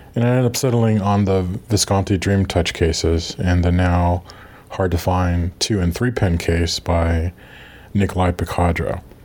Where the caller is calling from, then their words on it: Virginia, United States; I'm calling from Virginia, United States